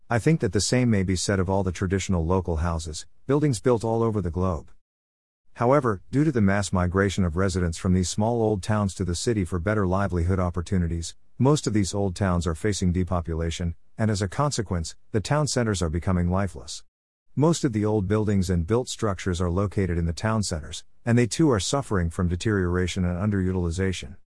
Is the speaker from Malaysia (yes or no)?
yes; Malaysia; There are many small old towns dotting the peninsula of my home country Malaysi